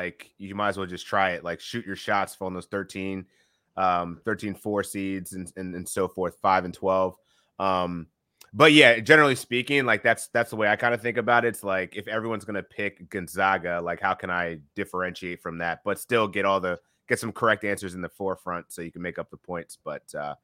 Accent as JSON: {"language": "English", "town": "Philadelphia", "region": "Pennsylvania", "country": "United States", "said": "I'm from the Philly area."}